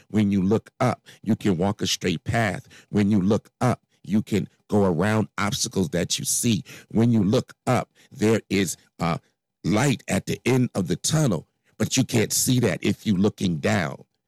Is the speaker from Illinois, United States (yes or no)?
yes; Chicago, Illinois, United States; I grew up in Inglewood, uh, south side of Chicago